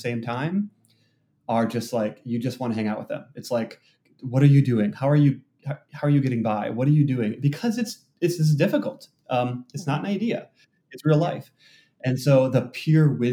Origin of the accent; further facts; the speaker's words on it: Wisconsin, United States; now in Seattle, United States; I grew up in Wisconsin in a white evangelical, you know, small town